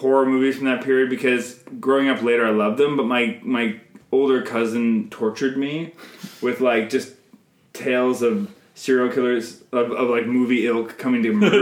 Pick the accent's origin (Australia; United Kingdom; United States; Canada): Canada; I'm Canadian filmmaker